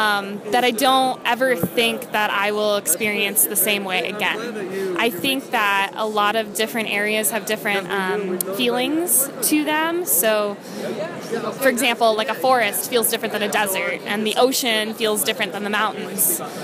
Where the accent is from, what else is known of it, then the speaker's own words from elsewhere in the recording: Lake George, New York, United States; So I grew up on Lake George in the Adirondacks in New York.